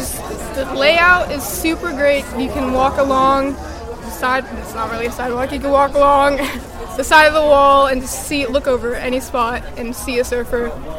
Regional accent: Encinitas, California, United States; And where am I from? I'm from Encinitas, California.

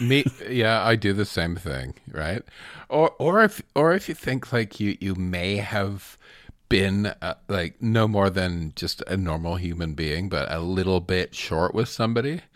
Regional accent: Strathroy, Ontario, Canada; accent: Southwestern Ontario; my hometown of Strathroy, there's a big Portuguese community.

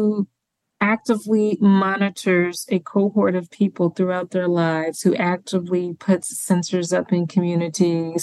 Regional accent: Mississippi, United States; moved away; my home state of Mississippi

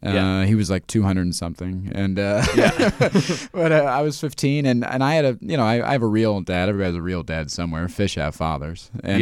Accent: Ohio, United States; Yeah, I was living in Indianapolis for a little bit. I grew up in Ohio, so I've just been slowly moving west my whole life.

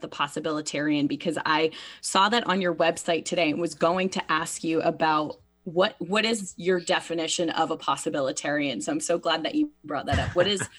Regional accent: United States; accent: American; my American accent.

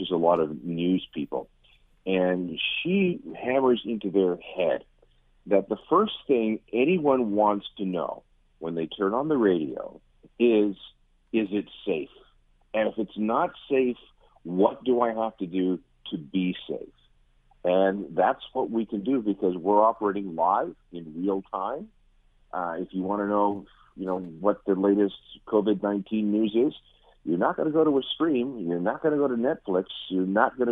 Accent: Winnipeg, Manitoba, Canada; I grew up in the Winnipeg area.

